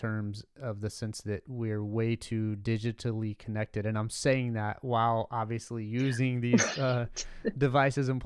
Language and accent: English; Southeast, United States; growing up in the Southeast and the, you know, in the kind of Bible Belt